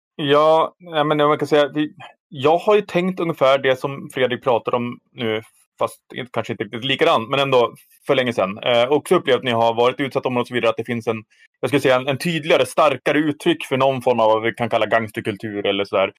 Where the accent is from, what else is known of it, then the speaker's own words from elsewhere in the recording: Härnösand, Västernorrland County, Sweden; min hemstad Härnösand